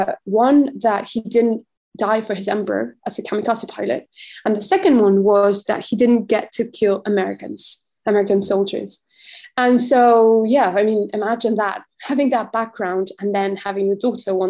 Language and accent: English; Mexico; I'm from Mexico